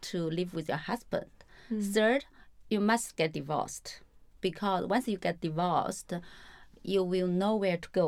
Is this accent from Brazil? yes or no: no; China; moved away; I grew up in a very small town. Every time I went back to my hometown, I noticed a lot of change